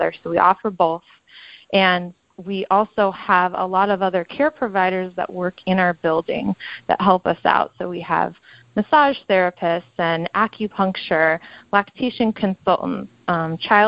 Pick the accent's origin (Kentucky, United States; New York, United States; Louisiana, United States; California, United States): California, United States; Los Angeles; moved away as an adult; now in Detroit, United States; I'm originally from the L.A. area